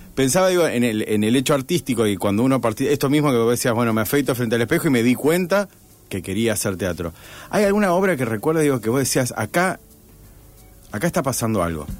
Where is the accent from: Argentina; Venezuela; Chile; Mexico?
Argentina; Rosario, Santa Fe; yo soy rosarino puro y duro